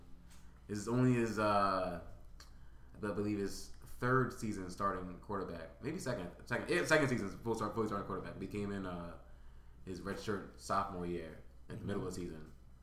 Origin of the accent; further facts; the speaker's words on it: Florida, United States; Yeah, I'm from Florida, yeah.